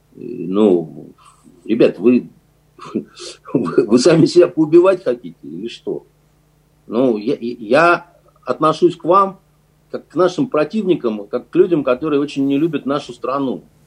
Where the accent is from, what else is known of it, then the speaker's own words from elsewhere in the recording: Russia; мы из России